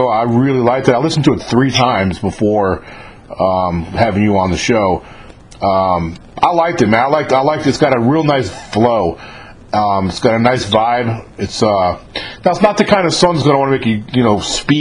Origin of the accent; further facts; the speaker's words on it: New York, United States; I grew up in New York